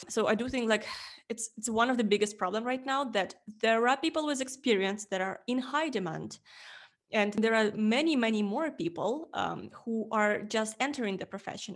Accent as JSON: {"language": "English", "country": "Ukraine", "also_born_or_lived": "Estonia", "second_language": "English", "moved": "as an adult", "said": "I'm coming from Ukraine"}